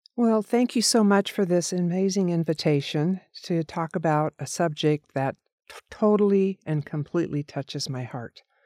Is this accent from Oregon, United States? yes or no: yes; Oregon, United States; also born or lived in Corvallis, Oregon / McMinnville, Oregon; growing up in a very small town in Oregon